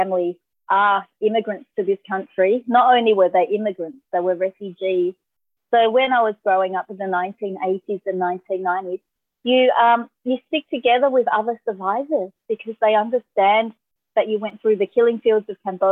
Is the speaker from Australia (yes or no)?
yes; Australia; being Asian Australian